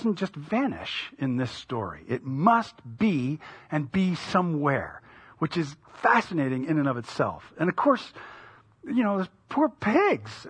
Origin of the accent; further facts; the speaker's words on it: United States; as an American living at the time